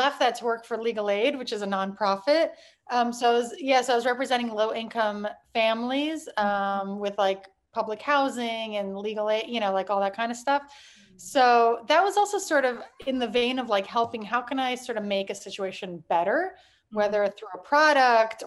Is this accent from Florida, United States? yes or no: yes; Miami, Florida, United States; moved away as an adult; also born or lived in Toronto, Canada / Michigan / New York; I grew up in Miami. I was actually born in Toronto. So I went to, you know, through high school in Miami